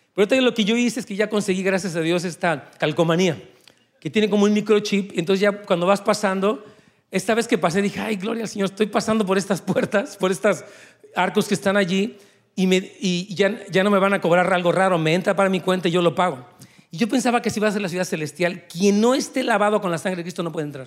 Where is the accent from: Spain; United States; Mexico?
Mexico; moved away as an adult; yo salí de México hace 20 años, junto con mi esposa